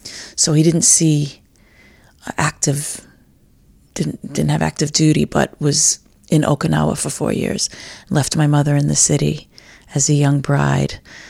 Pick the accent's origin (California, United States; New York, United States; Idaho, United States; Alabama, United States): New York, United States; New York City; born there; I was born in New York City, the Lower West Side of Manhattan, in 1964, in St. Vincent's Hospital. The daughter of Irish immigrants.